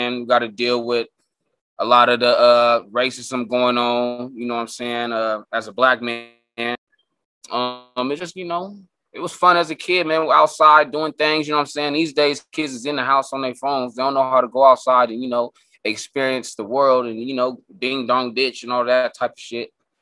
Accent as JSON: {"language": "English", "town": "Escondido", "region": "California", "country": "United States", "tie": "born or raised there", "also_born_or_lived": "Oceanside, California", "said": "I grew up out here in Escondido. I went to school out here, so I was out here most of the time. I'm just an old baby, Oceanside baby."}